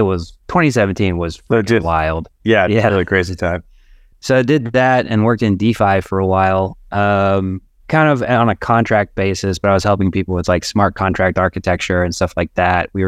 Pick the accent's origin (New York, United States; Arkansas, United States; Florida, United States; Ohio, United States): Arkansas, United States; now in Chicago, United States